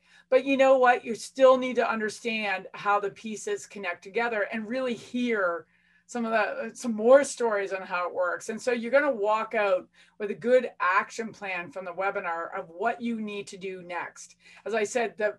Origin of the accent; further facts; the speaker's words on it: Canada; being Canadian